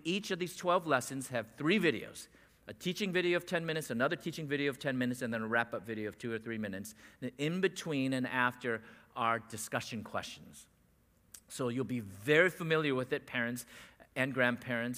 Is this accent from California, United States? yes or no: yes; San Diego, California, United States; We're from San Diego